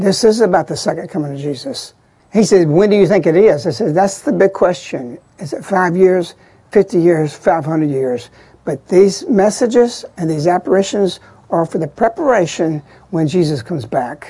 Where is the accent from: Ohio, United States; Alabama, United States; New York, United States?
Alabama, United States; Birmingham; I'm from Birmingham